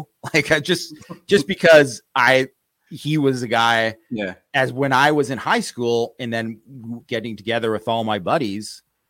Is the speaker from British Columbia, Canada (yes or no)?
yes; Vancouver, British Columbia, Canada; where I grew up in Vancouver, BC, there wasn't a ton of Notre Dame fans out there.